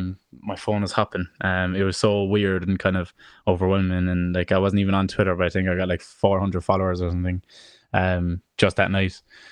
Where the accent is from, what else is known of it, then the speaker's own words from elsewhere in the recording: Ireland; they billed me as an Irish singer songwriter, you know.